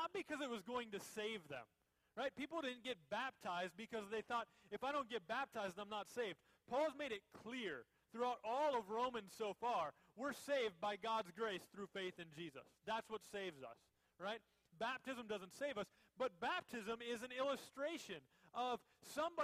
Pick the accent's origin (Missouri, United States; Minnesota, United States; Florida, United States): Minnesota, United States; moved away; When I was a little kid, I grew up in Minnesota